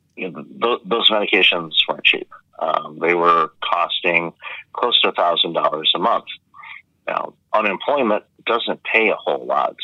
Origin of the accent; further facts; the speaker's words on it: Detroit, Michigan, United States; moved away as an adult; now in Toronto, Canada; I grew up I grew up in Detroit, so grew up with the Red Wings